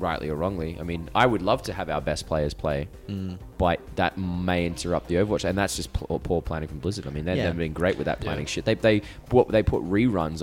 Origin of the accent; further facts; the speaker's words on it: Australia; I'm fucking Australian